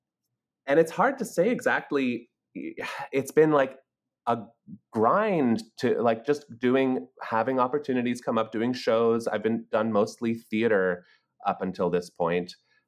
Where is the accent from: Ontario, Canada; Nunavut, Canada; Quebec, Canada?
Ontario, Canada; Toronto; moved away as an adult; now in New York, United States; I grew up in Toronto, okay. Canada. I am Canadian.